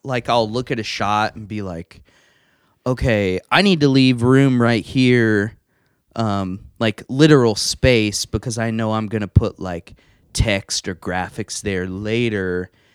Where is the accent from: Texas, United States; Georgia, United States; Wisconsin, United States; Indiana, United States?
Indiana, United States; Evansville; I am from Evansville, um, grew up here, went to school here